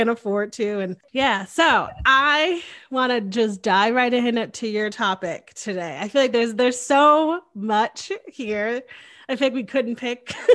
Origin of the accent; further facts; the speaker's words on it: Connecticut, United States; moved away as an adult; now in Austin, United States; went to college in Connecticut, grew up in Connecticut